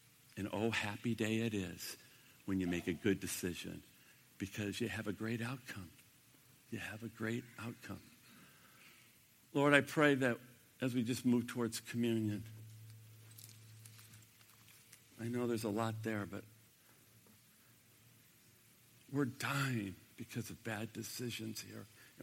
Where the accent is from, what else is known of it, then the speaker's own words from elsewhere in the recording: United States; I'm an American